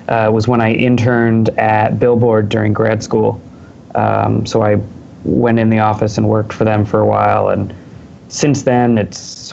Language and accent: English; Boston, Massachusetts, United States; now in New York, United States; I am a New Yorker, but I'm from Boston